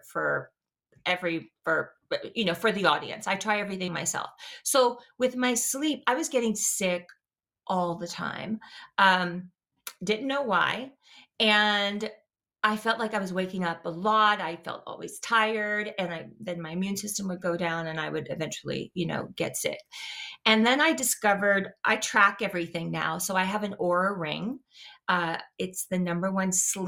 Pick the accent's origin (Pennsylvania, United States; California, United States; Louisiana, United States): Louisiana, United States; I'm from the South, like from Louisiana, you know, I ate rice and gravy